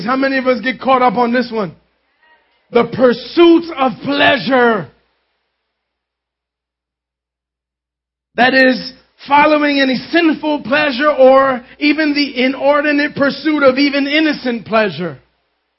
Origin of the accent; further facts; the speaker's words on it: New York City, New York, United States; I grew up in Concrete City in Manhattan.